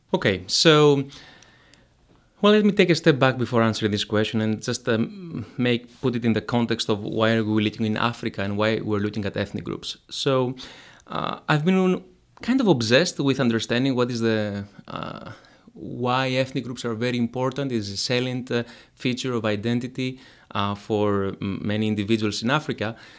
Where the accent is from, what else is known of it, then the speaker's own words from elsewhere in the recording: Greece; moved away; So I'm from Greece. Uh, I come from the, the valley